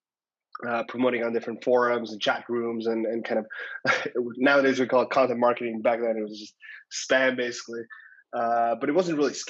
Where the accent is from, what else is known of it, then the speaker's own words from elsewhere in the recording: Estonia; moved away; I'm originally from Estonia